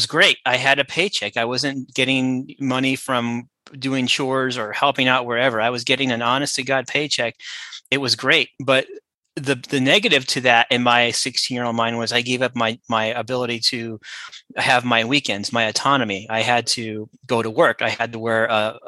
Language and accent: English; Southern California, United States; I grew up in Southern California